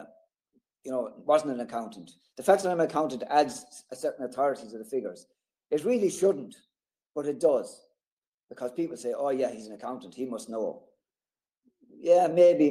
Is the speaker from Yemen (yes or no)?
no; Thomastown, Leinster, Ireland; I'm from Thomastown. It's about 10 miles from Kilkenny City. It's a small town. I've lived here all my life